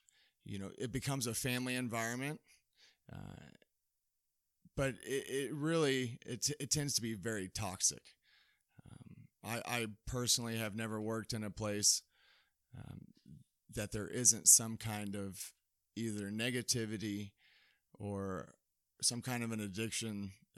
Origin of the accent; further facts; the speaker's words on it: Fort Worth, Texas, United States; now in Dodge City, United States; Correct. I'm from Dallas-Fort Worth area, yeah. Texas.